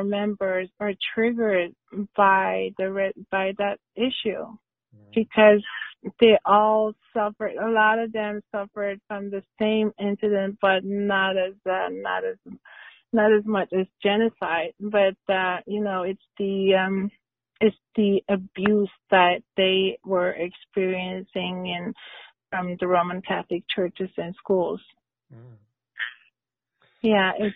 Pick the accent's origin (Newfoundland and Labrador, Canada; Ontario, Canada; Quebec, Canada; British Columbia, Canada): Newfoundland and Labrador, Canada; Davis Inlet; where I was from, which was Davidsonland, and that was the labeling I received from Newfoundland because I was from Davidsonland.